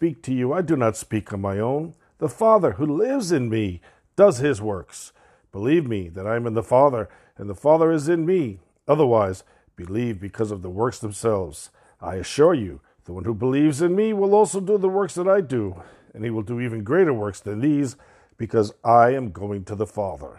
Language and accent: English; New York City, New York, United States; also born or lived in Brooklyn, New York; we moved from Brooklyn, New York to Queens, New York